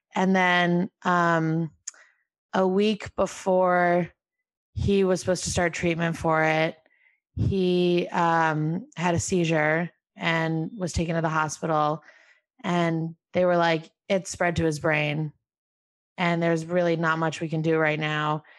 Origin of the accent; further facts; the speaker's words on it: Albany, New York, United States; moved away as an adult; I'm from Albany, New York, my mom's whole family came to Albany